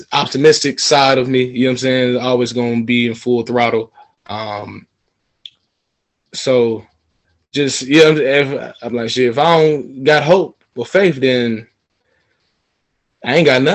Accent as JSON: {"language": "English", "town": "Atlanta", "region": "Georgia", "country": "United States", "tie": "born or raised there", "said": "one of my close friends that I grew up with here in Atlanta"}